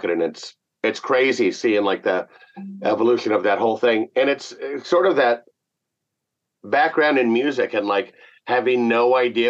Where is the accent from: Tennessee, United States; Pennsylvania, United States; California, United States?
California, United States; Southern; moved away; also born or lived in Seattle, Washington / Atlanta, Georgia; I grew up in Southern California originally, then moved to Seattle, Washington